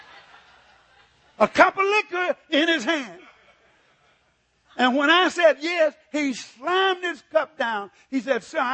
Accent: Mississippi, United States; moved away as an adult; now in California, United States; I was born and raised in Mississippi where we didn't have anything.

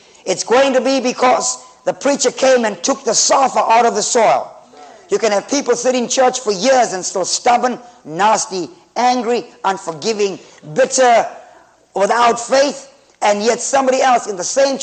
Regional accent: Zimbabwe

